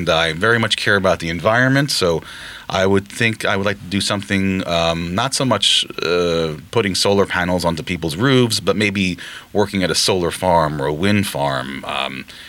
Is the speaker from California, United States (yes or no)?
no; Patchogue, New York, United States; English is a second language; I am an ESL kid, actually. English is my second language. So I remember my parents taking me to the Patchogue Medford Library